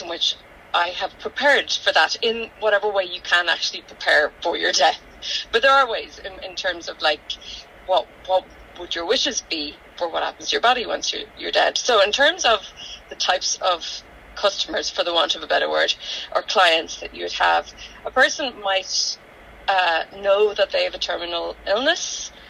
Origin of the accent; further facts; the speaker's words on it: Donegal, Ulster, Ireland; growing up in Donegal